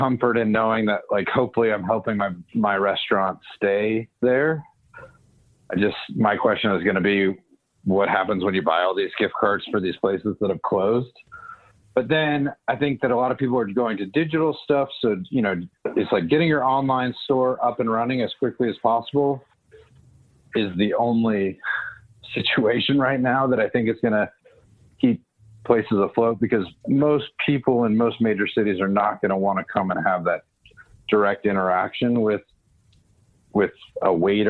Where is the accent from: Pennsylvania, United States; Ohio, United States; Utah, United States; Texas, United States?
Texas, United States; Houston; moved away as an adult; also born or lived in Denver / New York City / Chicago / London; I grew up in Houston, so Houston always will be home